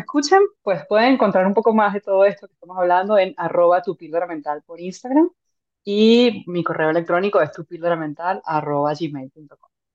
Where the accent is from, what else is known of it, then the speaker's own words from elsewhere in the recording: Venezuela; soy venezolana, soy médico